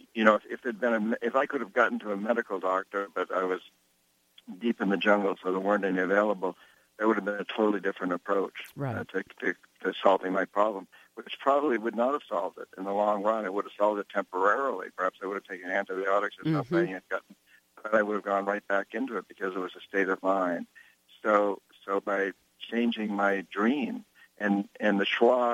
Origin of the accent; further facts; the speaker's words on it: New Hampshire, United States; moved away; I grew up in New Hampshire, Yankee Calvinists, 300 years of Yankee Calvinists